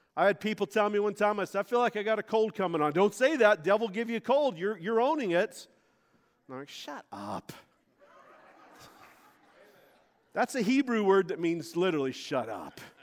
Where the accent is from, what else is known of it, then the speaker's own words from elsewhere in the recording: Montana, United States; moved away; also born or lived in Florida; I was this kid from Montana. I'd never been to a beach, man. We have mountains and horses